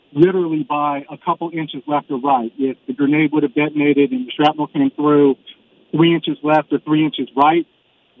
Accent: Sacramento, California, United States; now in San Antonio, United States; I'm from Sacramento

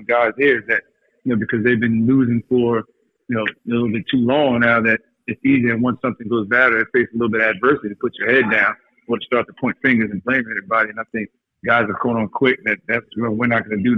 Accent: Montclair, New Jersey, United States; that's where we grew up in Montclair, in New Jersey.

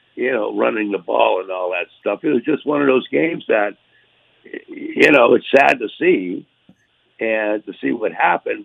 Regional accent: Erie, Pennsylvania, United States; moved away as an adult; also born or lived in Florida; Those were the teams in in the area that I uh, grew up from that were the you know were the favorites of all the people in Erie

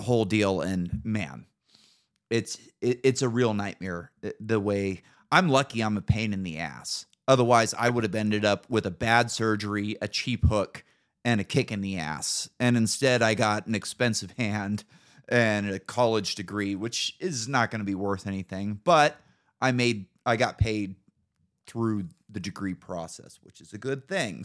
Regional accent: Northern California, United States; moved away as an adult; now in Idaho, United States; living in Northern California

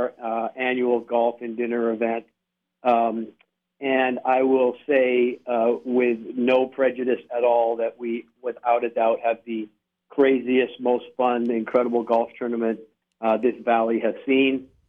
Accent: Victoria, British Columbia, Canada; Western Canada, Victoria, British Columbia.

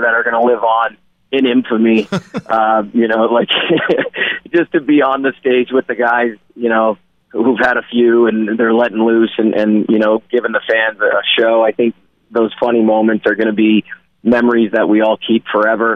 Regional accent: Sault Ste. Marie, Ontario, Canada; moved away as an adult; now in Las Vegas, United States; I'm from Sault Ste. Marie, Ontario. I was born with skates on

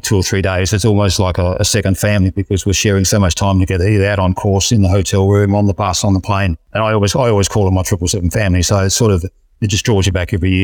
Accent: Adelaide, South Australia, Australia; my hometown of Adelaide, down at Glenelg as well

